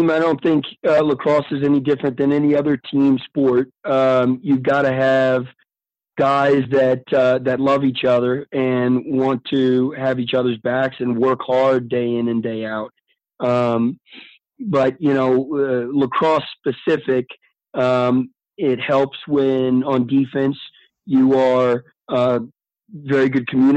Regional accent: Virginia, United States; moved away as an adult; also born or lived in Maryland; now in Columbia, United States; I grew up in Virginia

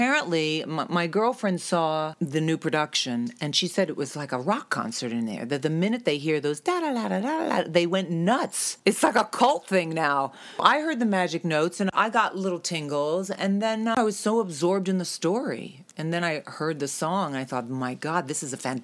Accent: New York, United States; moved away as an adult; now in New Jersey, United States; I live in Jersey, but I'm really from New York.

